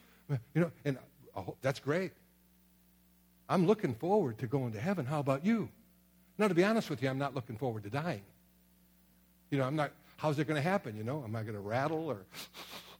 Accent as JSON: {"language": "English", "town": "Sturgeon Bay", "region": "Wisconsin", "country": "United States", "tie": "born or raised there", "also_born_or_lived": "Kenosha, Wisconsin / Merrill, Wisconsin / Springfield, Missouri", "said": "I was raised up in Sturgeon Bay, Wisconsin, got saved in Kenosha, Wisconsin"}